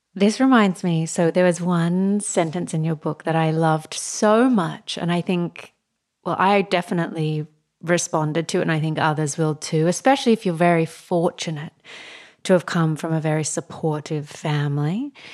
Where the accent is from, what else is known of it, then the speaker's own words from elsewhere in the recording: Australia; now in New York City, United States; growing up in Australia